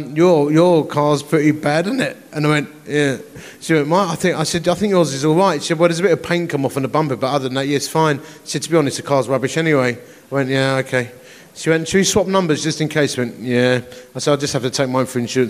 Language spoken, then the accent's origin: English; Romford, London, United Kingdom; also born or lived in Dagenham; I am from Romford. I was born in Dagenham